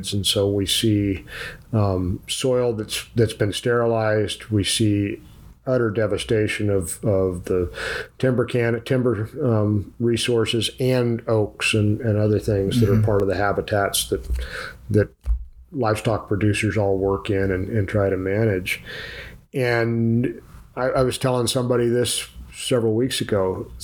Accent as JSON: {"language": "English", "area": "Tuolumne County", "region": "California", "country": "United States", "tie": "born or raised there", "also_born_or_lived": "Auburn, California", "said": "where I grew up in the Stanislaus National Forest in Tuolumne County."}